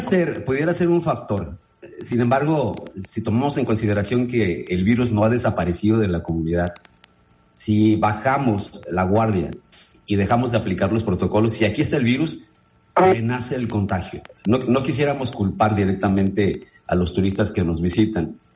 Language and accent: Spanish; Mexico; nosotros también como mexicanos